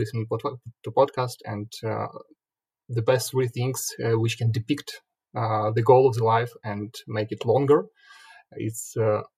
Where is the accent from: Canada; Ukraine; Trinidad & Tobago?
Ukraine; Sumy, Sumy Oblast; moved away as an adult; now in Kyiv, Ukraine; initially I came from Sumy. It's not a pretty big city on the east from Kyiv, 300 kilometers. I was born there, and then I moved to Kyiv more than 10 years ago.